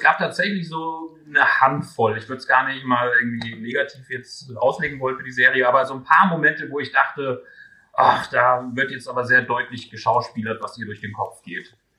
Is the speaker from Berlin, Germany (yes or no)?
no; Göttingen, Lower Saxony, Germany; in meiner Heimatstadt